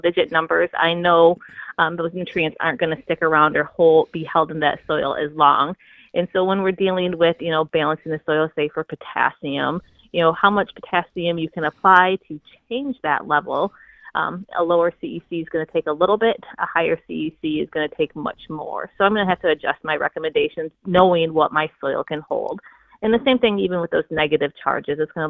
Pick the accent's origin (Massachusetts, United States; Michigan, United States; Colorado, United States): Michigan, United States; I'm from Michigan